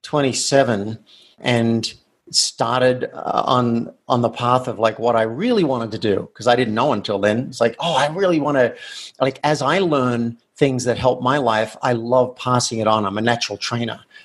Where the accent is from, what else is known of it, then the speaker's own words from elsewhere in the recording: Australia; moved away as an adult; I grew up in Australia in a country town where it did not pay to be different.